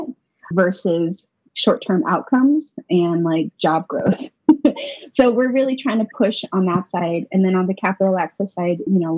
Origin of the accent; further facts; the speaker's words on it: Four Corners, United States; moved away as an adult; now in Albuquerque, United States; I am Diné Navajo from Navajo Nation